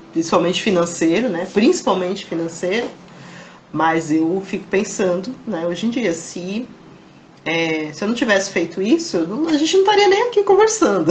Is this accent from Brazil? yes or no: yes; Embu das Artes, São Paulo, Brazil; Eu sou de Embu